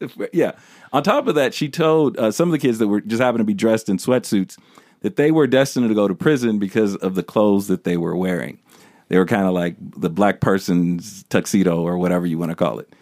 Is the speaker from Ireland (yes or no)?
no; United States; I'm American, and if you wanna specify, I'm a black American